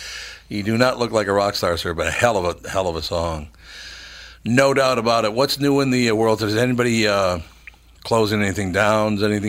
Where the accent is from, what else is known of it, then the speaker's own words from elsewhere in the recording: Minneapolis, Minnesota, United States; I learned that from growing up in North Minneapolis, though.